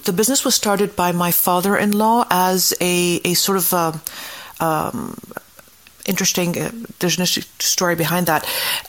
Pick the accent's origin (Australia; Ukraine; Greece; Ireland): Greece; I'm from Greece